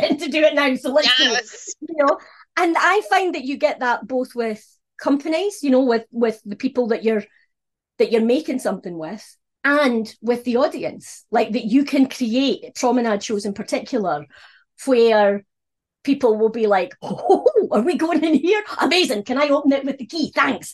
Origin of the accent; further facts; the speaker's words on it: Scotland, United Kingdom; being Scottish was a problem